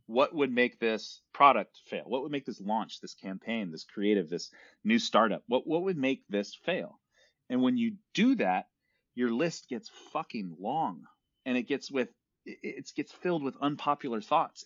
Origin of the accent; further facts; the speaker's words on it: San Francisco, California, United States; I'm born and raised in Silicon Valley, San Francisco